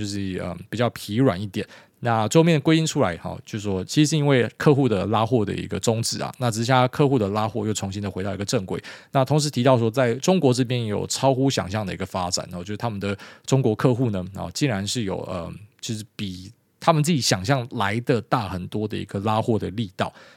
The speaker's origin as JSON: {"language": "Chinese", "country": "Taiwan", "said": "我们台湾人"}